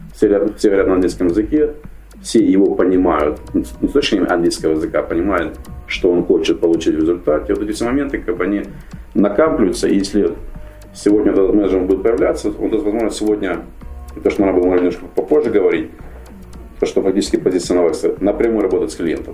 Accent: Ukraine; moved away as an adult; also born or lived in Kharkiv, Ukraine / United States; я был выходец из Украины

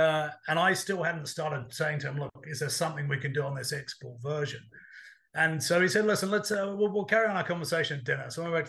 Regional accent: Australia; also born or lived in United Kingdom / United States; now in London, United Kingdom; Look, I grew up half in Australia, half in the UK, but I've spent a lot of time in the States.

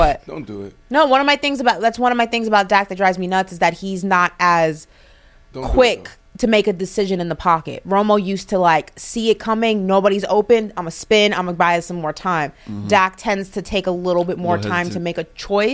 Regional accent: New York, United States; New York, my hometown.

